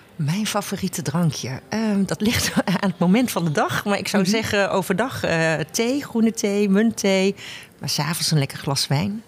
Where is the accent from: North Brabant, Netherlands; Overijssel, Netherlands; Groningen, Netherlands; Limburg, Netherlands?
North Brabant, Netherlands; 's-Hertogenbosch; Ik kom uit Den Bosch